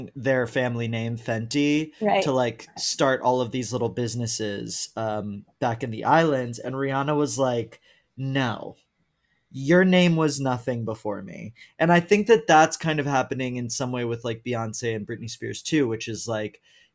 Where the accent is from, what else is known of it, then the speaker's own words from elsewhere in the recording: Houston, Texas, United States; now in New York, United States; the Jewish world I grew up in, because I went to Jewish private school my whole life and like Houston has a very big Jewish community